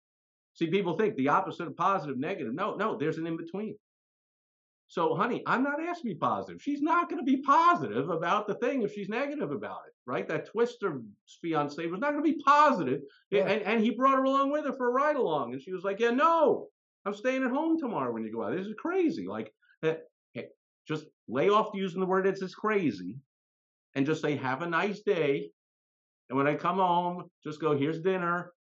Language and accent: English; New York, United States; So for instance, I'm from New York, and still to this day, I'm a loyal, diehard fan of my beloved but dilapidated, disappointing New York Mets.